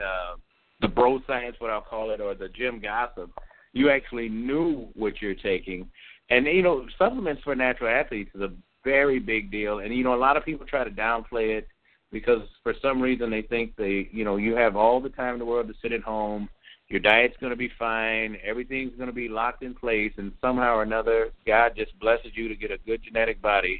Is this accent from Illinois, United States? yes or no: yes; Chicago, Illinois, United States; born or raised there